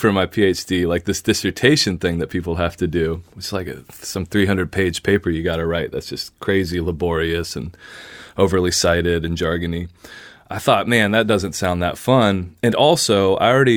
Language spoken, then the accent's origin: English; Nashville, Tennessee, United States; moved away; I was born in Nashville because my dad took a job in the record industry, so that's why I was born there. And, you know, grew up around all these country music stars and session musicians